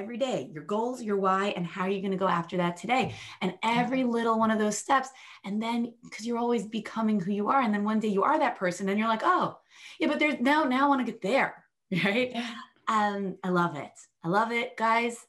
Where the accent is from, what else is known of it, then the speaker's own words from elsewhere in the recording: United States; as an American